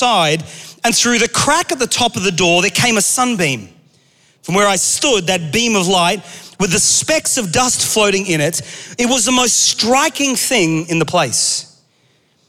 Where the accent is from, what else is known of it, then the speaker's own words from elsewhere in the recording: Australia; moved away; I grew up in Australia